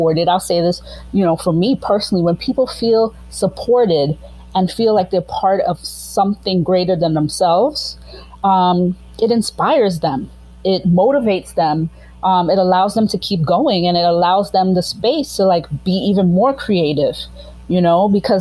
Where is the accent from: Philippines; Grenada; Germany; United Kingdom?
Grenada; I am like from Grenada